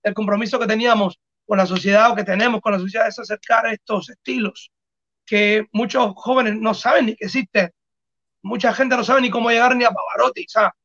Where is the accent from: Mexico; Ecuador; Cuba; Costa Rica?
Cuba; somos cubanos y tenemos un acento